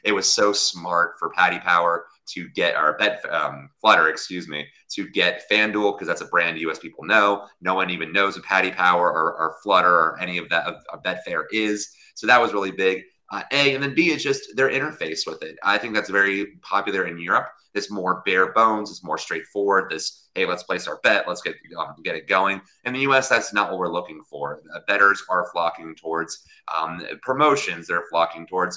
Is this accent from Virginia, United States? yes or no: yes; Virginia, United States; Virginia, my home state.